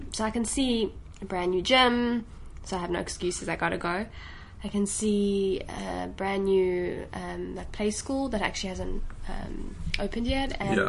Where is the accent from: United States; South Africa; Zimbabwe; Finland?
South Africa; Johannesburg, Gauteng; accent: South African; moved away; I grew up in South Africa.